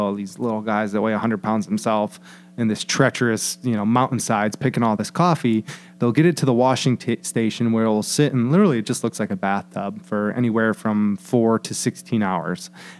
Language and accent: English; Sandusky, Ohio, United States